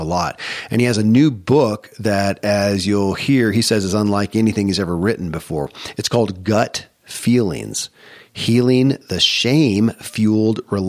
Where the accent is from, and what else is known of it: Kentucky, United States; born or raised there